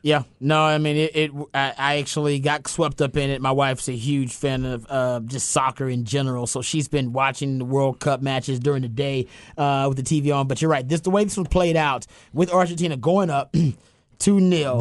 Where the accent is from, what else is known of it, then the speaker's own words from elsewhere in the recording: United States; as an American